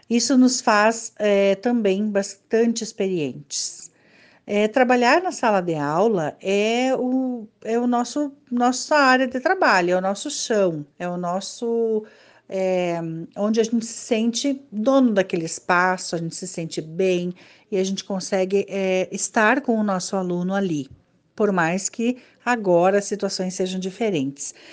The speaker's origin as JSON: {"language": "Portuguese", "town": "Júlio de Castilhos", "region": "Rio Grande do Sul", "country": "Brazil", "tie": "born or raised there", "lives_now": "Salto do Jacuí, Brazil", "said": "Moro em Salto do Jacuí há 19 anos. Venho de Júlia de Castilhos, onde tenho lá minha família, família do meu esposo e onde vivi boa parte de minha uh, adolescência e de minha juventude."}